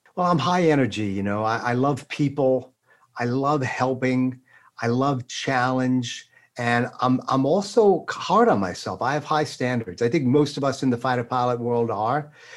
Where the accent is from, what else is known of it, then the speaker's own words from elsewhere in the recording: East Islip, New York, United States; grew up in Long Island, out in uh, a place called East Islip, Islip Terrace, uh, south central part of Suffolk